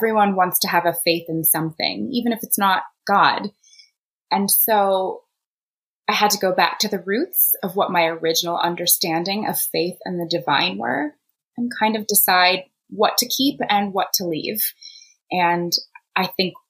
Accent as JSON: {"language": "English", "town": "Indianapolis", "region": "Indiana", "country": "United States", "tie": "born or raised there", "said": "I grew up in the suburbs of Indianapolis"}